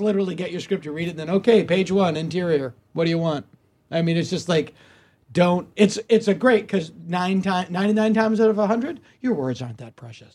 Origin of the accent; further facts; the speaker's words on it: Hopedale, Massachusetts, United States; now in Los Angeles, United States; my hometown of Hopedale, Massachusetts